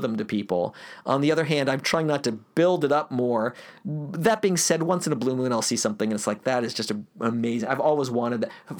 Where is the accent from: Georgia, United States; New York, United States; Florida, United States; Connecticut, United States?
Florida, United States; Gainesville; I grew up in Gainesville, Florida